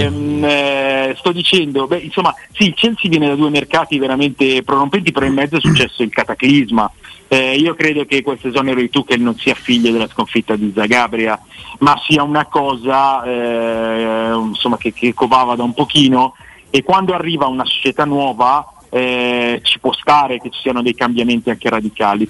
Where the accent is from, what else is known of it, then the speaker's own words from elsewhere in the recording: Pavia, Lombardy, Italy; moved away as an adult; now in Milan, Italy; io sono di Pavia, abito a Milano